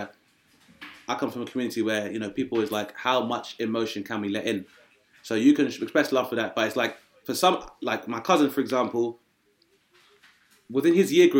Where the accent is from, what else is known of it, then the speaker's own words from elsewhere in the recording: Grenada; also born or lived in United Kingdom; where I'm from, Grenada was like formerly a French colony as well.